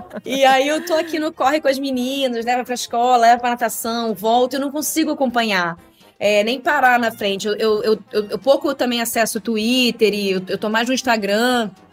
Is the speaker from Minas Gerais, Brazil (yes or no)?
no; Rio de Janeiro, Brazil; moved away as an adult; now in São Paulo, Brazil; eu sou carioca, né? morei a vida inteira no Rio de Janeiro